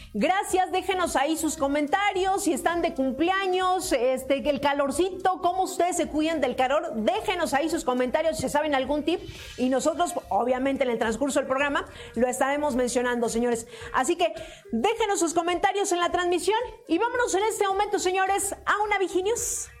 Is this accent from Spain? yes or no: no; Mexico City, Mexico; así cuando era pequeña, decían, hace mucho calor, estamos a 24 grados centígrados, ¿saben? Y por ejemplo, de esos de 24 grados centígrados, pues ya aquí por lo menos en la Ciudad de México sentíamos que hacía mucho calor